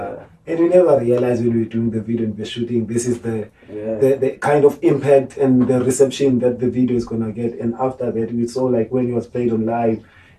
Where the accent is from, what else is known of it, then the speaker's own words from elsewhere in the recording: Cape Town, Western Cape, South Africa; it's things that we grew up seeing in Guguluthu